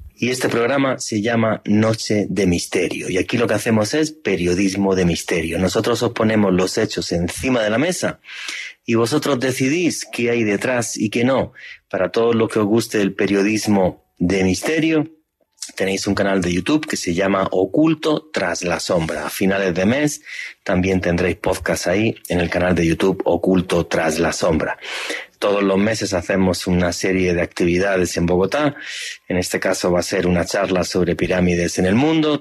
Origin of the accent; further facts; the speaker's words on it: Spain; moved away as an adult; now in Colombia; nací en España